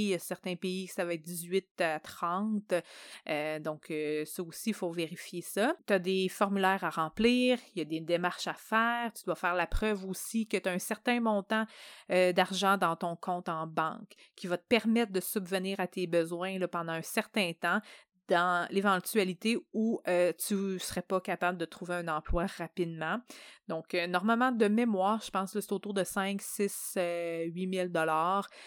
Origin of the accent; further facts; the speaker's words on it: Canada; en tant que Canadien